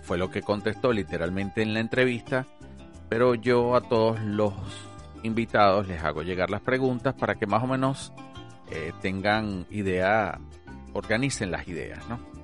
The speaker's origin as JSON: {"language": "Spanish", "country": "Venezuela", "moved": "as an adult", "lives_now": "Australia", "said": "Soy médico graduado de la Universidad Central de Venezuela"}